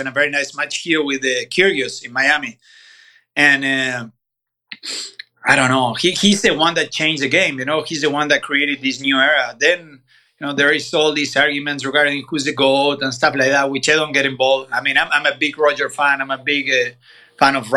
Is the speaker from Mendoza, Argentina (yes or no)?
no; Bahía Blanca, Buenos Aires Province, Argentina; moved away as an adult; now in Boca Raton, United States; I'm from Bahía Blanca. It's a small city in the south of Buenos Aires province. It's where Guido Pella is from, for example, tennis. So, I mean, I grew up there